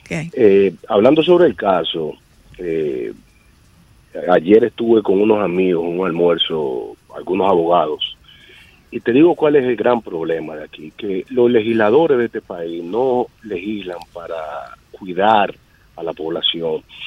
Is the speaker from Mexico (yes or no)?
no; Dominican Republic; nosotros como dominicanos